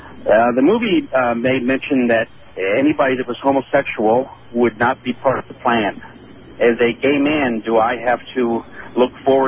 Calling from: College Park, Maryland, United States; I'm calling from College Park, Maryland.

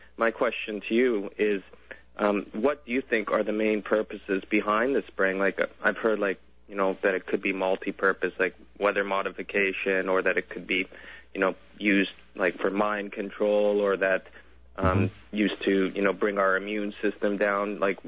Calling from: Victoria, British Columbia, Canada; I'm calling from Victoria.

